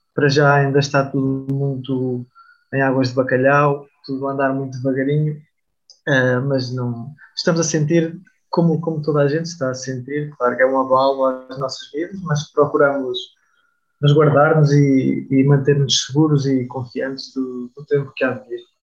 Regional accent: Aveiro, Centro, Portugal; tenho 25 anos, sou da Aveiro

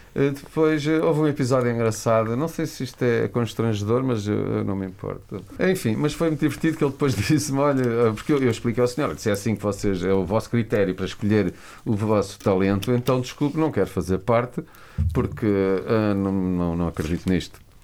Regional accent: Lisbon, Portugal; Eu era só mais um rapaz que vivia em Lisboa, cresci, eh, nasci em Lisboa

